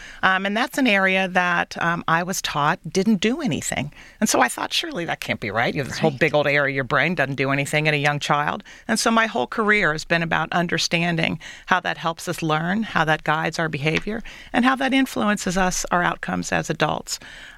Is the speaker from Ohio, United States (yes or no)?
yes; Cincinnati, Ohio, United States; also born or lived in Illinois; now in Detroit, United States; I grew up in Cincinnati, another Midwestern city that is focused on reinventing itself for the future.